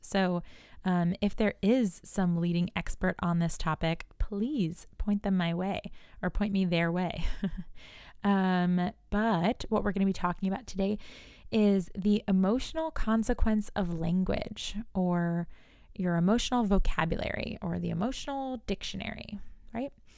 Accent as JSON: {"language": "English", "region": "New York", "country": "United States", "said": "I'm from New York, so I say you guys"}